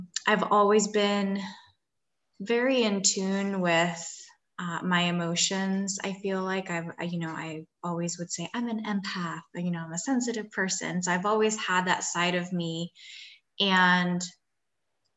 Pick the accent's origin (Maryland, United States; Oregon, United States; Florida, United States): Maryland, United States; Gaithersburg; first language Spanish; English is a second language; moved away as an adult; also born or lived in Washington, D.C. / Syracuse, New York; I actually was born and raised in the Washington, D.C. area, grew up in the Gaithersburg, Maryland area.